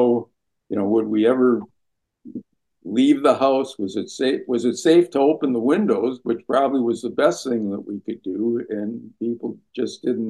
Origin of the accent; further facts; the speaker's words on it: Minneapolis, Minnesota, United States; I grew up in Minneapolis, where the Sister Kenny Institute was